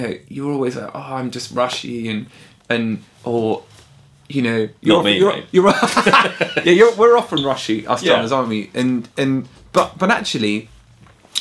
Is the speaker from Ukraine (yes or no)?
no; England, United Kingdom; we're English